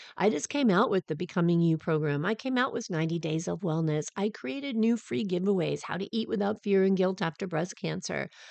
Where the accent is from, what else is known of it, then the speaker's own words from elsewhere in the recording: Southern California, United States; I'm from Southern California